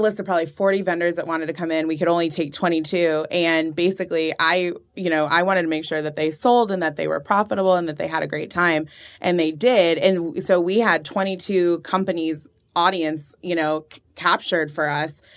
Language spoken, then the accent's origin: English; Orange County, California, United States; moved away as an adult; also born or lived in Chicago; now in Austin, United States; I grew up in Orange County